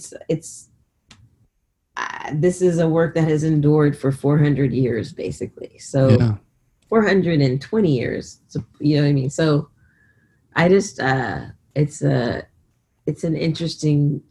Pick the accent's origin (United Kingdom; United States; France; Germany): United States; California; growing up in California